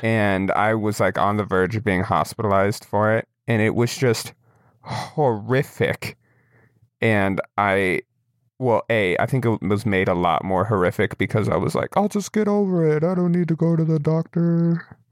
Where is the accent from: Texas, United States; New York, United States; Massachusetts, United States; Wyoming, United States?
Wyoming, United States; I'm from Wyoming